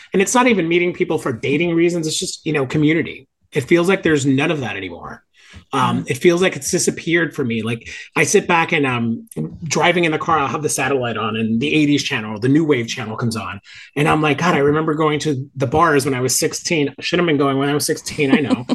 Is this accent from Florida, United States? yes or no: yes; Hialeah, Florida, United States; also born or lived in Miami Beach; I grew up in Miami, born in Miami Beach, uh, raised in, in, a suburb of Miami called Hialeah